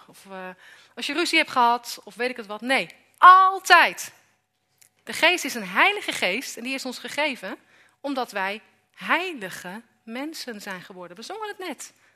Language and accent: Dutch; Amersfoort, Utrecht, Netherlands; ik kom uit Amersfoort